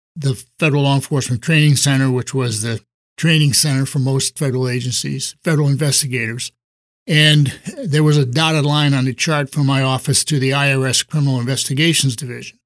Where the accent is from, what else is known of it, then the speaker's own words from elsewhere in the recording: East Coast, United States; moved away as an adult; now in San Diego, United States; I grew up on the East Coast and moved to San Diego in nineteen sixty-four